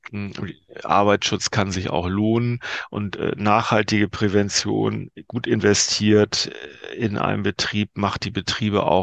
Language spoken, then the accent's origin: German; Northern Germany, Germany; Als, als Norddeutscher muss man sagen, war nicht ganz klein.